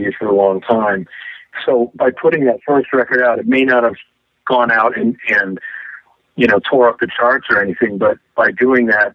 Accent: Midwest, United States; now in Seattle, United States; I grew up in the Midwest

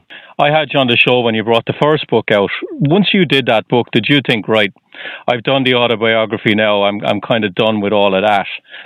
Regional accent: Ireland; now in Boston, United States; I'm just outside of Boston, but I'm originally from Ireland.

